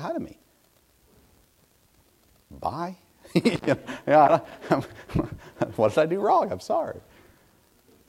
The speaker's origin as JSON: {"language": "English", "region": "Middle Tennessee", "country": "United States", "tie": "born or raised there", "said": "I grew up in Middle Tennessee"}